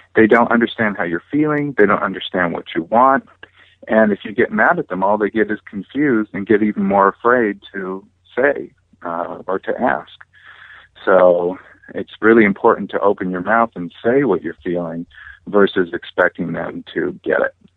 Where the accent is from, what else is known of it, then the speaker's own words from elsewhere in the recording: California, United States; also born or lived in Hawaii; my family moved back over here to California, and I grew up here on the beach